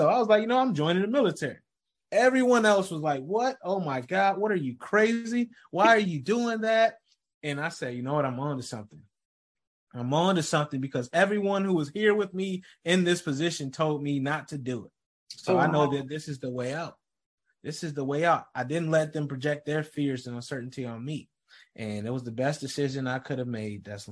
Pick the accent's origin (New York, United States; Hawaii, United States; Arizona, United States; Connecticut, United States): New York, United States; Rochester; I grew up in Rochester, New York